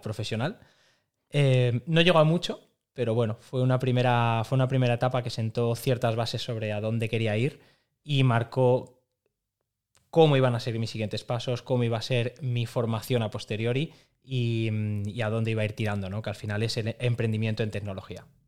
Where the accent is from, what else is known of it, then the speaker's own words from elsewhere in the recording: Madrid, Community of Madrid, Spain; now in Barcelona, Spain; Madrid, que es, de donde, que es de donde vengo